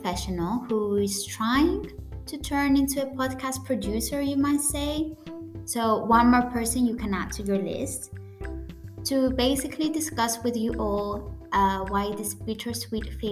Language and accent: English; Cyprus; first language Greek; English is a second language; I come from Cyprus, which is a Mediterranean island, our native language is Greek, but we also have our own dialect called the Cypriot dialect